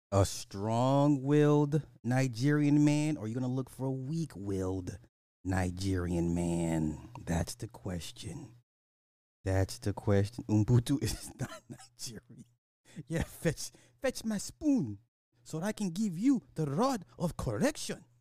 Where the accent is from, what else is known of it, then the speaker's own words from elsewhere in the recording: Canada; I'm French Canadian. We say supper, it's the meal after dinner.